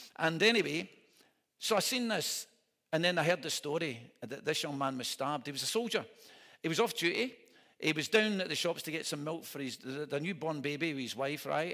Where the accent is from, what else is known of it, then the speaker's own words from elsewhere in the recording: Scotland, United Kingdom; I'm a minister from Scotland